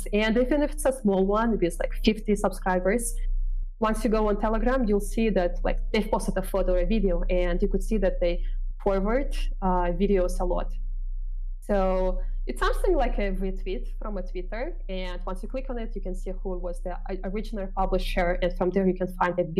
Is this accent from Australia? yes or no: no; Kyrgyzstan; I am from Kyrgyzstan